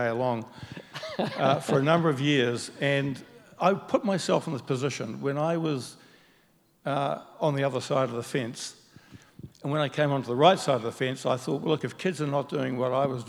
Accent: Auckland, New Zealand; Mangawau Primary, which is actually Mangawhau Primary, Balmoral Intermediate, Auckland Grammar

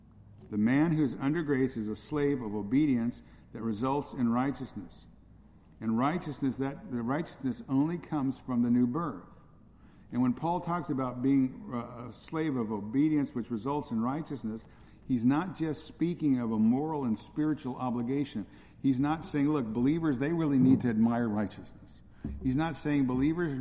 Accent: California, United States; where I grew up in California

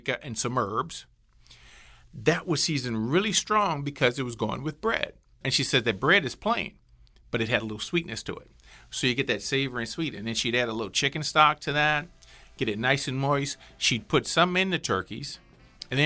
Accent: New Orleans, Louisiana, United States; I am a New Orleanian that grew up with a house full of family for the holidays

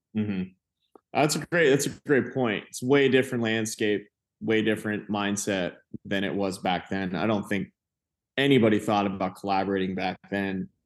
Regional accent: Venice, Florida, United States; I'm from South Florida. And if that mean, in, uh, when I mean that, but West Coast of Florida, like Venice, like, very small beach town

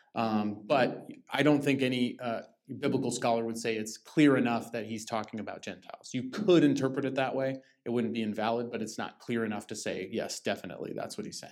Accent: Lake Arrowhead, California, United States; I grew up in Lake Arrowhead in the mountains

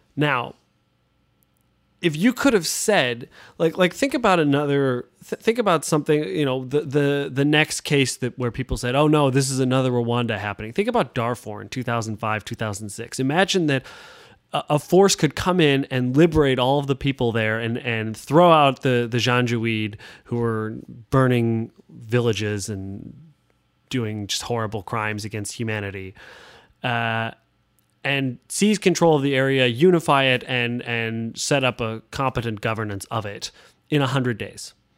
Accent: United States; I, am American

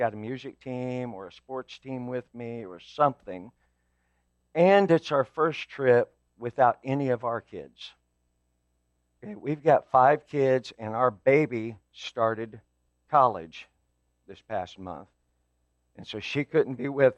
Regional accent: Evansville, Indiana, United States; moved away; I actually was born and raised in Evansville, so I was there for most of my life

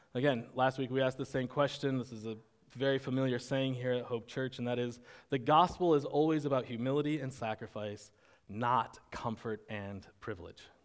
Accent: United States

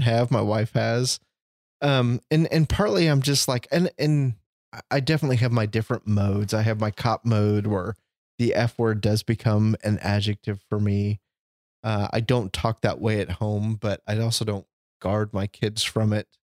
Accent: Chicago, Illinois, United States; moved away; I was born in Chicago. I grew up White Sox fan. My family's from the South Side

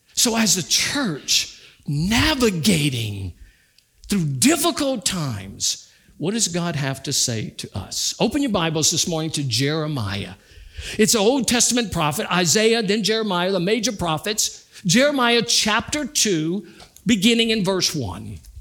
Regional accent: United States; having been born in America.

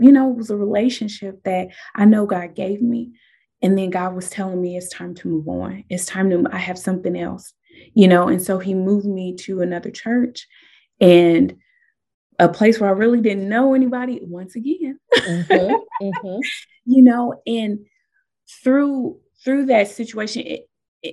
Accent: Nebraska, United States; moved away as an adult; now in Southern United States; I moved here from Nebraska.

